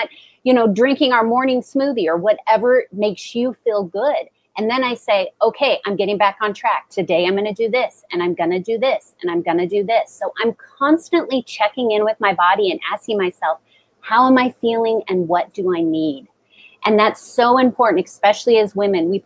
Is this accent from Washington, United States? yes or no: yes; Seattle, Washington, United States; I grew up in Seattle. It's rainy.